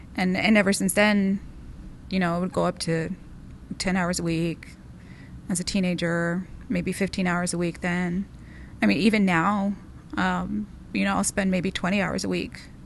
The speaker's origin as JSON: {"language": "English", "town": "Del Rio", "region": "Texas", "country": "United States", "tie": "born or raised there", "said": "I was born in Del Rio, Texas, on the border"}